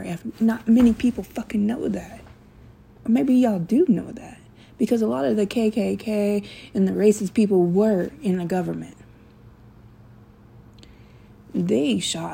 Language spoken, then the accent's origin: English; Memphis, Tennessee, United States; also born or lived in California; I grew up in Memphis, Tennessee, from California